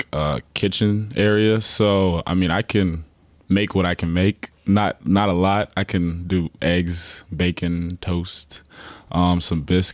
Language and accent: English; Charleston, South Carolina, United States; moved away as an adult; now in Knoxville, United States